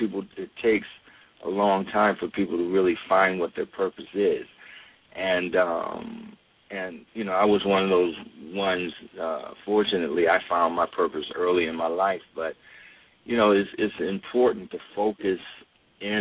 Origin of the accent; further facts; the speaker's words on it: Akron, Ohio, United States; moved away; Born and raised in Akron